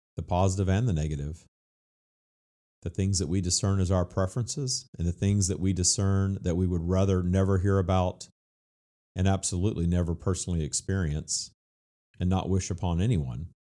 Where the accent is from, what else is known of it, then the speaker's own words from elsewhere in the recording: Louisiana, United States; my home state of Louisiana